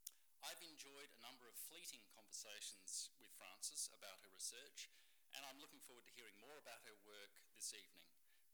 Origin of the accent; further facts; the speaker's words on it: South Australia, Australia; moved away; I'm from South Australia originally, so we dance there.